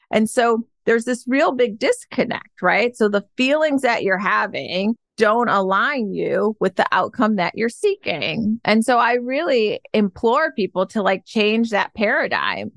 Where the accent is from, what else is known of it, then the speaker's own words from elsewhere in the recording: Detroit, Michigan, United States; moved away as an adult; also born or lived in Ann Arbor, Michigan / Georgia; now in San Francisco, United States; I was born and raised in Detroit, Michigan